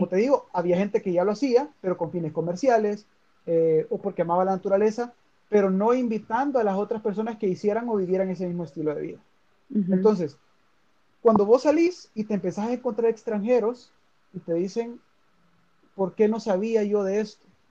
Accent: El Salvador; cuando yo digo que soy salvadoreño

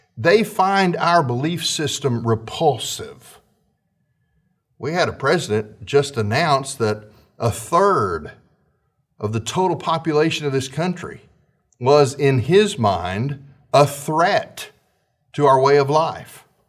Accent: United States; as American citizens

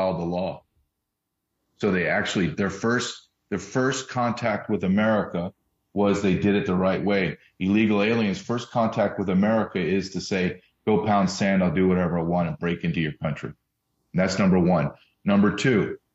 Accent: Deep South, United States; also born or lived in Massachusetts / Arkansas; I was born in Massachusetts, but I grew up in the deep South, Louisiana, Alabama, went to college in Arkansas.

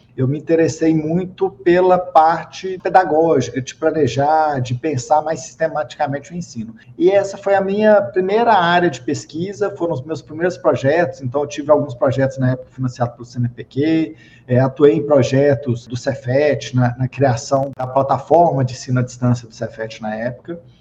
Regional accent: Minas Gerais, Brazil; accent: mineiro; now in Brasília, Brazil; mas eu não sou daqui, eu sou originário de Minas Gerais, eu ainda tenho um pouquinho de sotaque mineiro

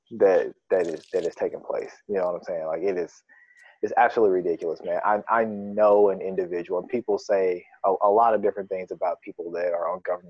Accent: United States; I'm an American person

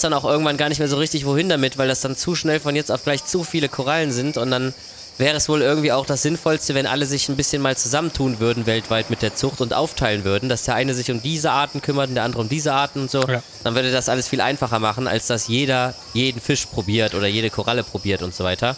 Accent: Germany; Wir als Deutsche

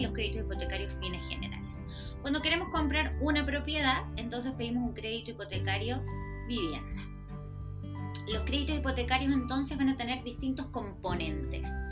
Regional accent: Argentina; moved away as an adult; now in Chile; soy una mujer argentina que lleva 18 años en Chile ya

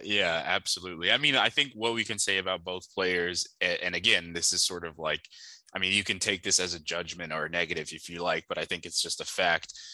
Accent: Miami, Florida, United States; I'm from Miami

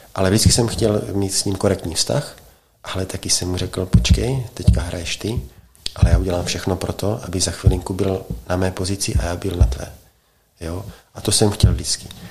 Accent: Czechia; jsem Čech

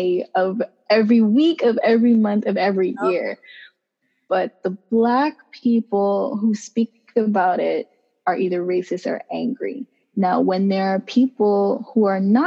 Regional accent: New York City, New York, United States; I was raised in East Flatbush.

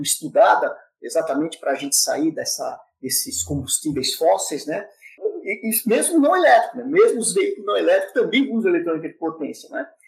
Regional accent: São Paulo, Brazil; sou natural da cidade de São Paulo, São Paulo

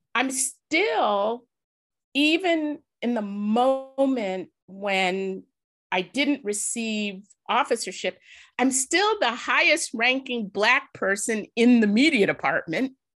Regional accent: Chicago, Illinois, United States; I was born in Woodlawn

